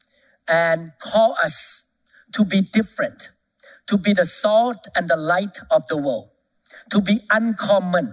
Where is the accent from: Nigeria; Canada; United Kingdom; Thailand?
Thailand; moved away; I came from Thailand